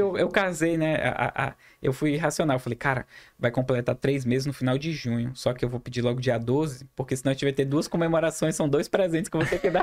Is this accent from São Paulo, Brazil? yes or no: no; Humaitá, Amazonas, Brazil; now in Manaus, Brazil; Eu sou de Humaitá, Amazonas.